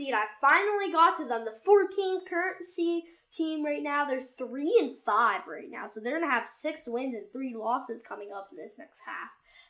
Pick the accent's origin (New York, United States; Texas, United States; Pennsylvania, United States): Pennsylvania, United States; Pittsburgh; we're from Pittsburgh